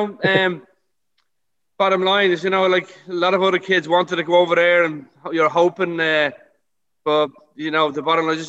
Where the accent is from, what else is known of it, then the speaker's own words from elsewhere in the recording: Dublin, Leinster, Ireland; moved away; I grew up in Santry. When Santry was a little village, I suppose. Grew up there back in the 60s and 70s.